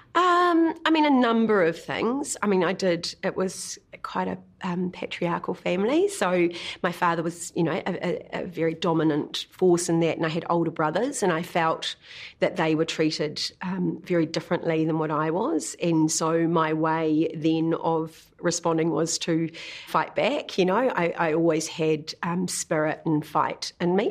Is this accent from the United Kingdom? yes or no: no; Kinloch, Waikato, New Zealand; moved away; we grew up in Kinloch predominantly, you know, on the shores of Lake Taupo